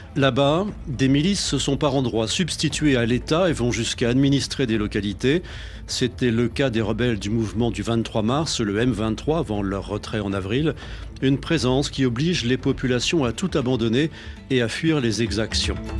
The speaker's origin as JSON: {"language": "French", "town": "Kitchanga", "region": "North Kivu", "country": "DR Congo", "moved": "as an adult", "lives_now": "Nyabiondo, DR Congo", "said": "Je viens de Kichanga Centre. Je suis arrivé ici à Niabiondo à cause de la guerre."}